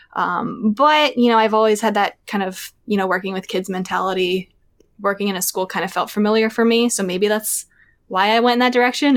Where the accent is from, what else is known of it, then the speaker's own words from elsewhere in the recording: outside of Philadelphia, Pennsylvania, United States; I still live in the same hometown that I grew up in, um, outside of Philadelphia, about thirty minutes out of the city.